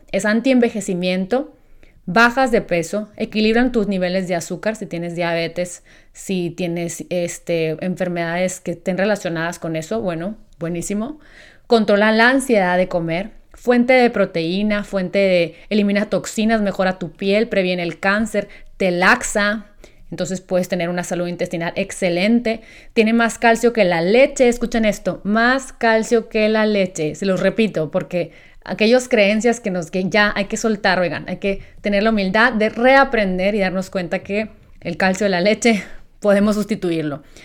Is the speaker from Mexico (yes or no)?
yes; Mexico; me siento muy orgullosa de ser mexicana